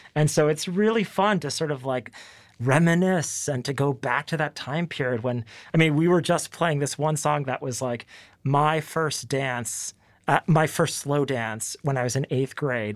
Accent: Dallas, Texas, United States; I'm from Dallas, and, you know, this is the place that raised us

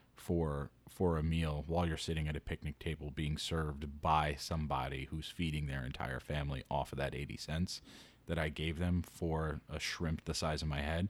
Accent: New York City, New York, United States; growing up in New York City, if you're from Queens

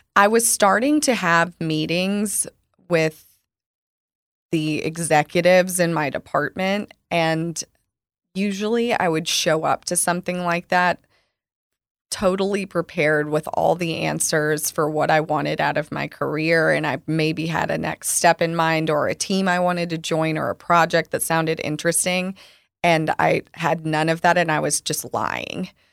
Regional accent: Arkansas, United States; moved away as an adult; also born or lived in Chicago; now in Dallas, United States; I grew up with in Arkansas

